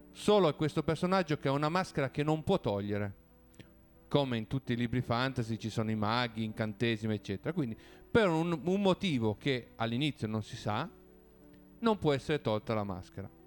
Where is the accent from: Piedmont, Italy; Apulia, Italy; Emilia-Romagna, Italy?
Piedmont, Italy; Quindi parte dal Piemonte, uno perché io sono piemontese, abito a Torino, è il posto che conosco meglio